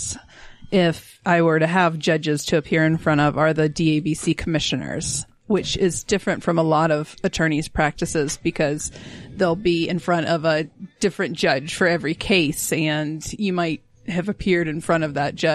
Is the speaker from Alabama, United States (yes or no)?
yes; Alabama, United States; now in Utah, United States; I'm originally from Alabama